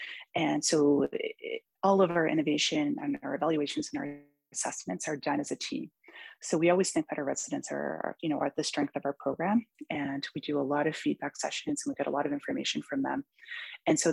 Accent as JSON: {"language": "English", "region": "Newfoundland and Labrador", "country": "Canada", "moved": "yes", "lives_now": "Vancouver, Canada", "said": "I come from Newfoundland"}